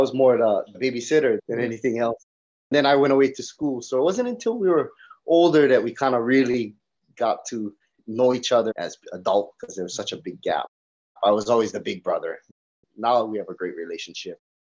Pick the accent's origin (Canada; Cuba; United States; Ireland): United States; Puna, Big Island of Hawaii; also born or lived in Hilo, Hawaii; I was raised in Puna, which is real country. I mean, we never even have pavement on our roads and mailmen don't come to your house. Yeah, that's our country. You got to go to the post office to go pick up your mail.